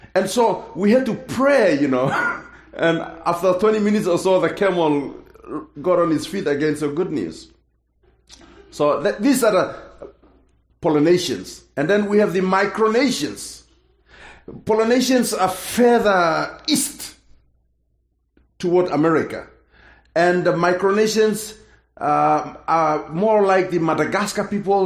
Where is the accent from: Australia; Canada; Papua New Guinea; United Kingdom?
Papua New Guinea; English is a second language; I'm from Papua New Guinea